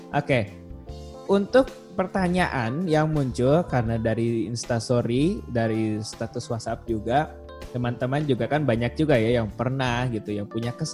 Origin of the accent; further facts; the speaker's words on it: Bandung, West Java, Indonesia; Saya itu asli dari kota Bandung ya, kayaknya dari pusat kota gitu, di daerah Tegalega di Bandung.